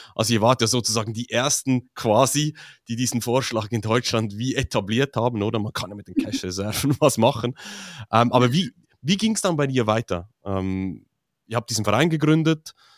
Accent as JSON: {"language": "German", "country": "Switzerland", "said": "für mich als Schweizer"}